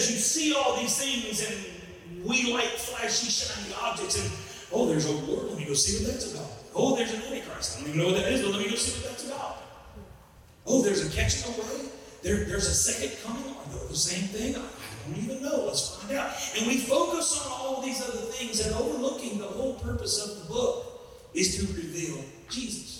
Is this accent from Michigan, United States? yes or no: no; Southeast Louisiana, United States; I'm from Southeast Louisiana